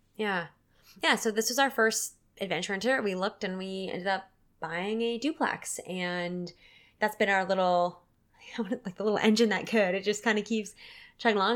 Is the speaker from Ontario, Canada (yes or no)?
no; Port Alberni, British Columbia, Canada; my hometown of Port Auvergne